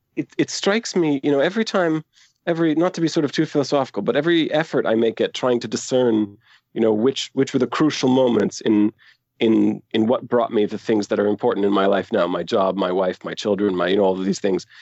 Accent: Aberdeen, Scotland, United Kingdom; now in Canada; I was born in Canada, but I moved to Aberdeen as a very young child.

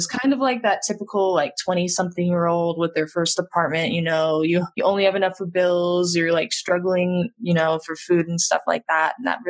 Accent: Monument, Colorado, United States; I grew up in Colorado, between Monument and Colorado Springs

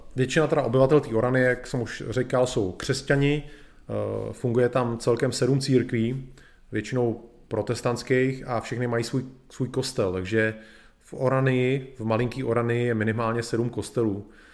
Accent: Czechia; my Češi

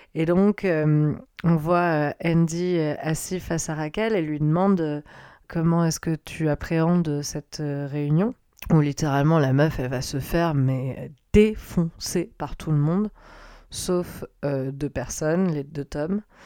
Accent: France; je suis française hein, d'origine

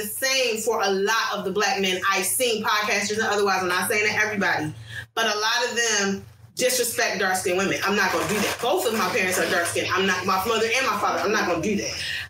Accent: United States; as an American woman

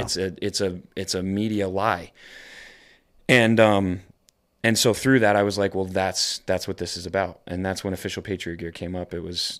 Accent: New York, United States; You know, I always talk about how I'm from New York. I'm from upstate New York. And I experienced 9/11

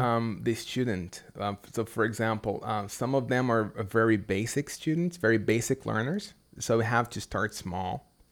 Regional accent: Brazil; English is a second language; what I do here in Brazil, I, I am an English teacher as a second language.

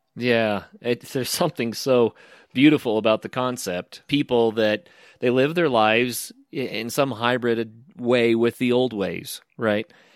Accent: the American West, United States; I'm from the American West, where we have, you know, national forest land

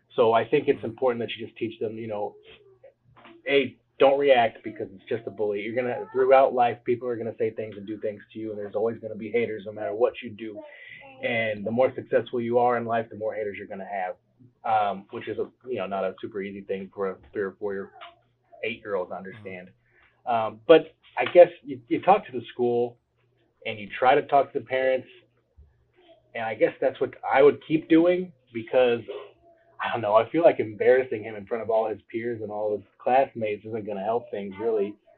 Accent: Cape Girardeau, Missouri, United States; I am from Cape Girardeau, Missouri, um, and I am a realtor here in town

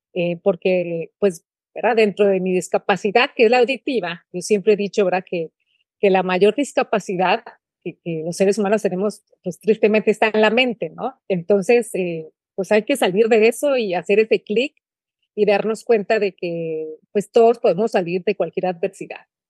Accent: San Luis Potosí, Mexico; moved away as an adult; also born or lived in Monterrey, Mexico; now in Guatemala; soy potosina

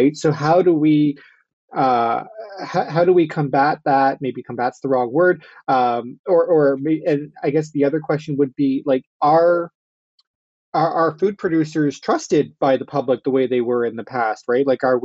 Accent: Southwestern Ontario, Canada; I'm also from Southwestern Ontario

